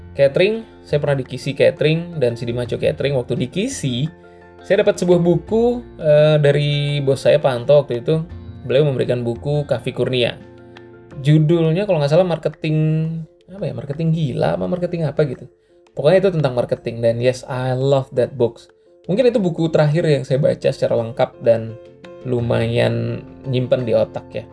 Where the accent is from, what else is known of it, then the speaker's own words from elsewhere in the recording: Batam, Riau Islands, Indonesia; di Batam adalah kampung halaman saya